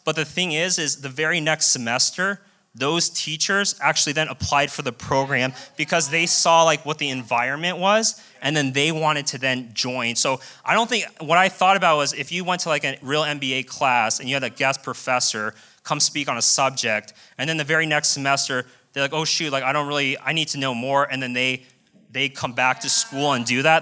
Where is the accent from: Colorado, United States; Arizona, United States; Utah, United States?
Colorado, United States; moved away as an adult; also born or lived in Las Vegas; born and raised in Colorado, moved directly to Las Vegas